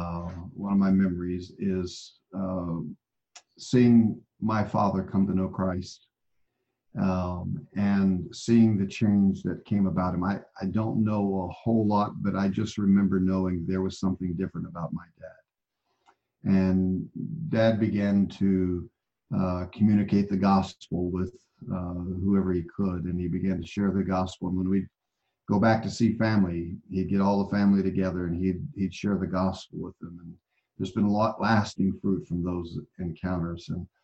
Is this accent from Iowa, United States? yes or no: no; Albuquerque, New Mexico, United States; born there; also born or lived in Okinawa / Italy / Germany / Oklahoma; I grew up as a military brat. So, you know, I was born in Albuquerque, New Mexico, lived after that in Okinawa, lived in Italy for 3 years.